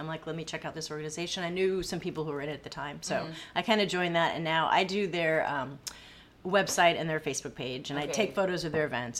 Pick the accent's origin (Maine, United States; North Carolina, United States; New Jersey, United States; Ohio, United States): Maine, United States; moved away as an adult; also born or lived in Boston / California; now in Corpus Christi, United States; We moved to California. And then, Maine. I'm from Maine.